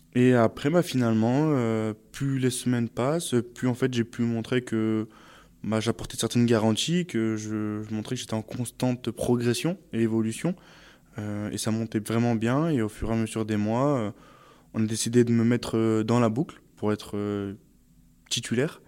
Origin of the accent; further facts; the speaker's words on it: Saint-Martin-d'Hères, Auvergne-Rhône-Alpes, France; moved away as an adult; also born or lived in Grenoble; now in Île-de-France, France; j'ai grandi à Saint-Martin-d'Air, euh, j'ai étudié euh, enfin, vraiment dans, à Grenoble, et enfin, j'ai fait presque toute ma vie à Grenoble